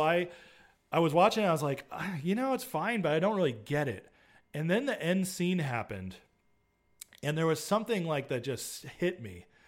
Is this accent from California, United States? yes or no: yes; near Yosemite, California, United States; I grew up near Yosemite.